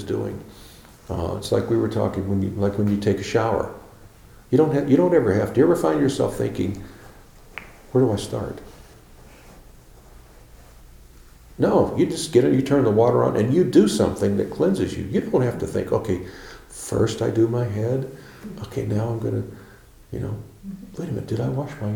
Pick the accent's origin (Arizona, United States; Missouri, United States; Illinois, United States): Illinois, United States; Chicago; also born or lived in Tennessee; When I was 4 years old, I went to Chicago. And I grew up in Chicago